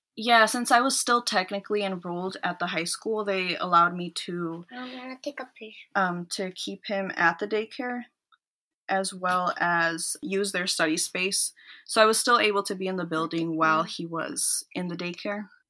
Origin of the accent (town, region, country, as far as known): Minnesota, United States; born or raised there; also born or lived in El Salvador